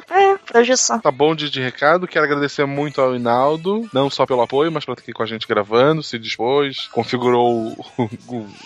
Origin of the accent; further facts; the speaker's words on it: Teresina, Piauí, Brazil; Ah, eu sou de Teresina, no Piauí.